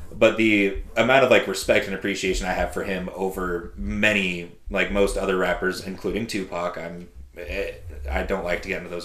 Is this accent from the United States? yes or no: yes; West Coast, United States; I grew up on the West Coast